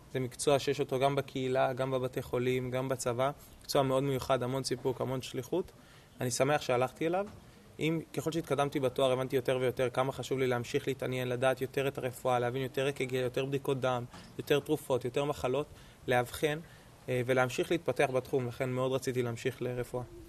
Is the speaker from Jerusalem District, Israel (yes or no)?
no; Tel Aviv, Tel Aviv District, Israel; אני מתל אביב, גדלתי בתל אביב, חייתי בתל אביב.